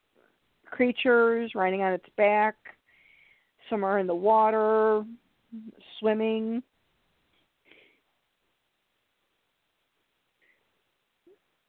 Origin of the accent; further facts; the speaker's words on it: Chicago, Illinois, United States; I'm from Chicago